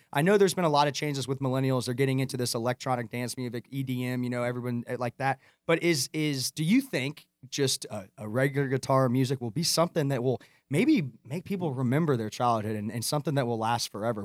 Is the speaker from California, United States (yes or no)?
no; Atlanta, Georgia, United States; I'm from Atlanta